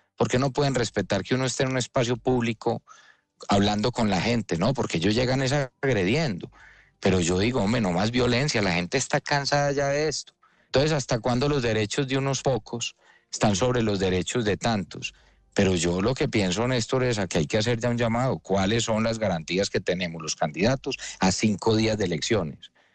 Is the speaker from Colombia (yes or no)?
yes; Medellín, Antioquia, Colombia